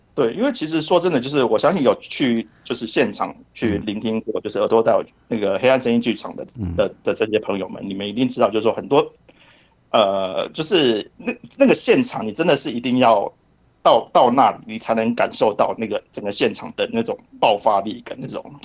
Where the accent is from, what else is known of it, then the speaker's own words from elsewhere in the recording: Kaohsiung, Taiwan; now in Japan; 其实我是高雄人